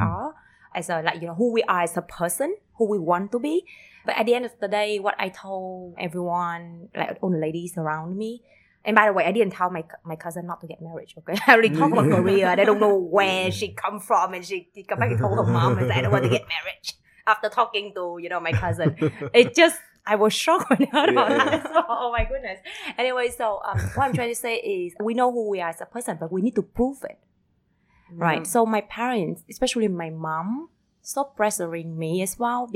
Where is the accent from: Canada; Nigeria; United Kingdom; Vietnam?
Vietnam; Vung Tau, Ba Ria-Vung Tau; also born or lived in Switzerland / Uganda; I was born and raised in Bung Tao, but my whole family from Hanoi